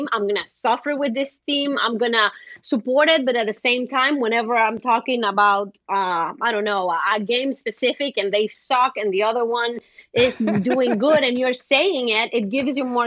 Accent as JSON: {"language": "English", "country": "Honduras", "said": "I'm from Honduras"}